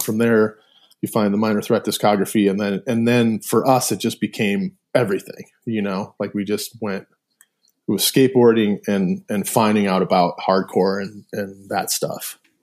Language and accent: English; Milford, Michigan, United States; moved away as an adult; also born or lived in Ypsilanti, Michigan; I was born in Ypsilanti, but, but born and, uh, like, raised or lived in Milford my whole life, uh, until I left, you know, to go to college